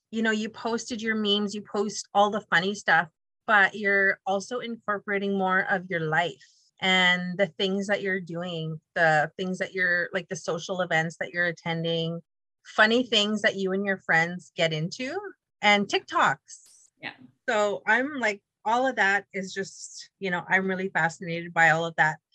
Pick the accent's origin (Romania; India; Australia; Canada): Canada; The Pas, Manitoba; I understood the humor because I grew up in the Pas.